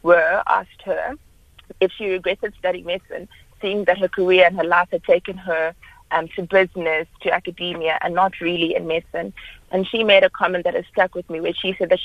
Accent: Johannesburg, Gauteng, South Africa; moved away as an adult; also born or lived in Cape Town; I was studying in Cape Town, but I'm originally from Johannesburg, and I'd always planned to come back to Johannesburg for my internship

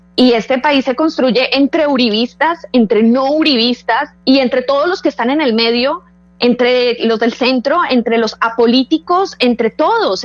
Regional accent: Colombia; yo quiero tener una vida en Colombia, yo quisiera poder estar tranquila en mi país

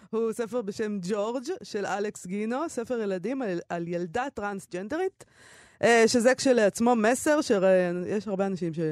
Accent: United States; אני אמריקאית.

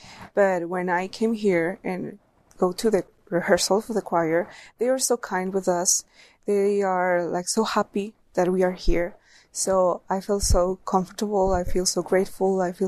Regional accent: Mexico; I'm from Mexico.

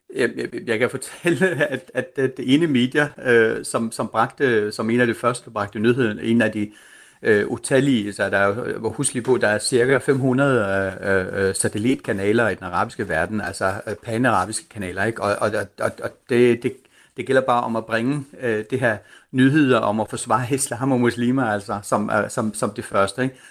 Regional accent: Denmark; du og jeg som danskere

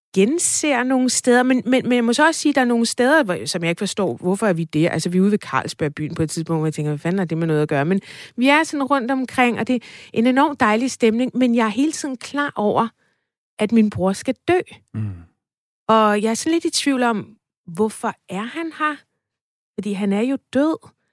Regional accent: Farum, Capital Region of Denmark, Denmark; Jeg voksede op i Farum i området, der hedder Stavnsholm

